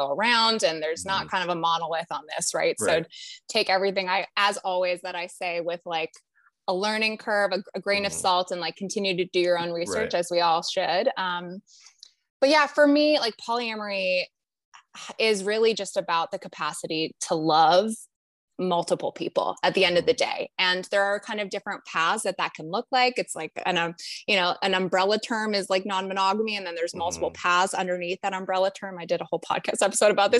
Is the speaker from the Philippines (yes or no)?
no; Canada; now in United States; I'm from Canada originally